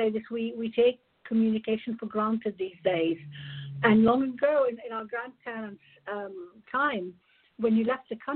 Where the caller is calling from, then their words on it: England, United Kingdom; I just wanted to say I'm calling from England